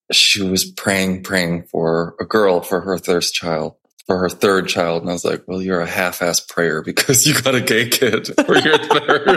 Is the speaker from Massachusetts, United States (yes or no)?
no; Chicago, Illinois, United States; moved away as an adult; also born or lived in New York City; I grew up in Chicago. Then, right after I graduated, I moved straight to New York City